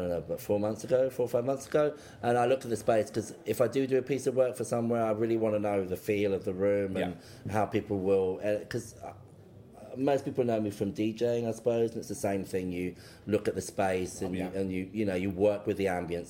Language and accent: English; London, United Kingdom; I'm from London. I was born in London